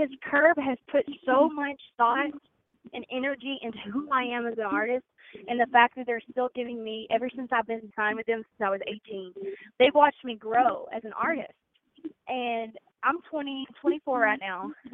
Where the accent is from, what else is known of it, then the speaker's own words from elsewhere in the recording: Birchwood, Tennessee, United States; also born or lived in Chattanooga, Tennessee / Pigeon Forge, Tennessee; That's my hometown, Birchwood, Tennessee